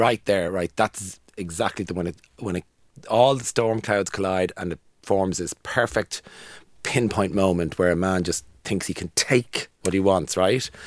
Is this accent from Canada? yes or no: no; Ireland; growing up in Ireland